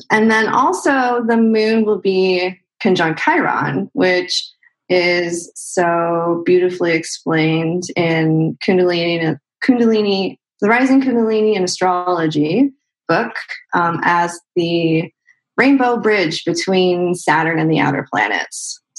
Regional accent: Chicago, Illinois, United States; now in California, United States; No, I'm from Chicago. Well, I've lived all over the place, but I'm mostly from Chicago. Went to school for photography in Chicago, mm-hmm. and then moved out to California in 2014.

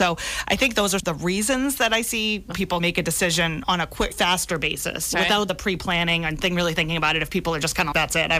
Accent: South Shore, Massachusetts, United States; also born or lived in Boston, Massachusetts / Plymouth, Massachusetts; I grew up on the South Shore

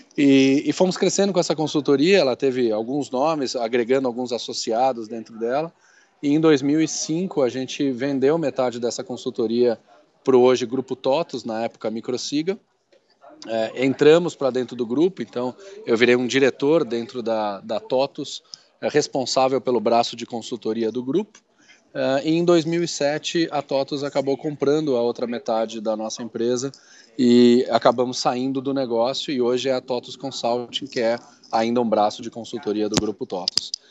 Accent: São Paulo, Brazil; sou paulista paulistano

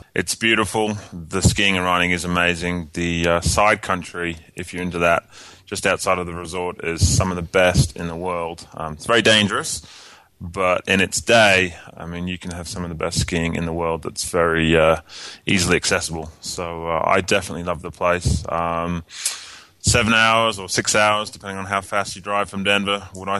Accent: England, United Kingdom; moved away as an adult; also born or lived in Australia; now in United States; I was born and raised in England and lived there for 18 years, and then moved to Australia when I was 18 and kind of lived there on and off for about 13 years, and then moved to America kind of full-time.

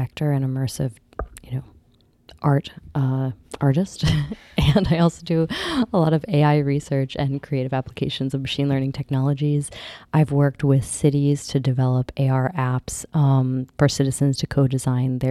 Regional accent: upstate New York, United States; I'm Seneca Cayuga from here, from upstate New York area.

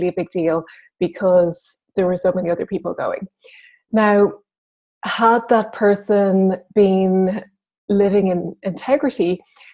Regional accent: Ireland; I'm Irish

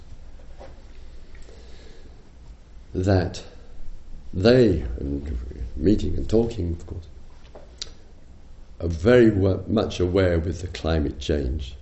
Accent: England, United Kingdom; I'm English

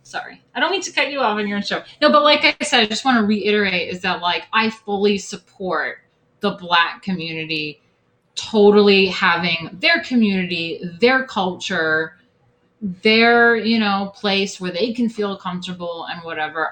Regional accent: upstate New York, United States; My hometown, like I said, I'm from like some white suburban farm town, you know, upstate New York

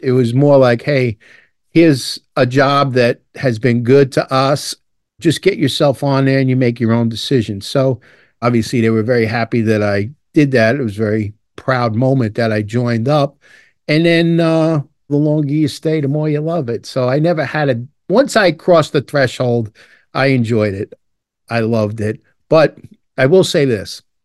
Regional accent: New York City, New York, United States; also born or lived in Dublin, Ireland / Long Island, New York; I grew up in Brooklyn, New York, and my dad was a firefighter

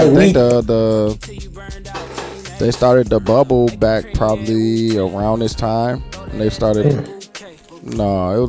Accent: Milwaukee, Wisconsin, United States; I'm from Milwaukee

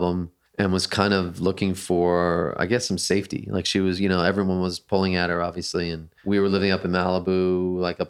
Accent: Canada; I grew up in Canada

